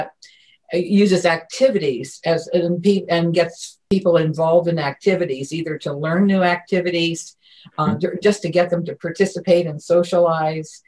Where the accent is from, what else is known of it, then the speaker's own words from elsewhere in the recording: Ada, Ohio, United States; moved away as an adult; now in Washington, D.C., United States; I was born in a little town in Ohio, Ada, Ohio